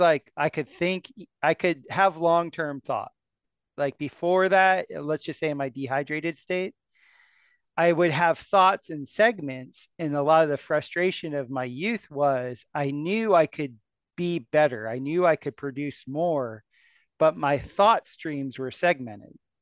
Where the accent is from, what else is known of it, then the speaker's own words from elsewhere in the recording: South Florida, United States; moved away; I was from South Florida